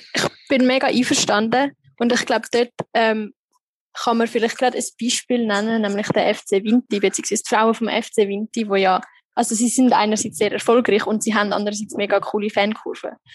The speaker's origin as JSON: {"language": "German", "country": "Switzerland", "moved": "as an adult", "lives_now": "Egypt", "said": "bei uns in der Schweiz"}